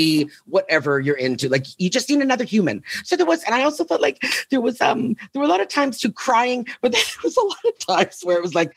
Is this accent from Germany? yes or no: no; Canada; moved away as an adult; also born or lived in Toronto; now in Los Angeles, United States; I am Canadian. And so I did the big move